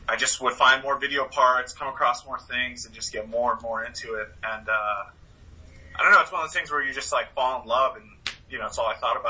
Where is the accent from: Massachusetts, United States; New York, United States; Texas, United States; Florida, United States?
Massachusetts, United States; Stow; from Stowe, Massachusetts.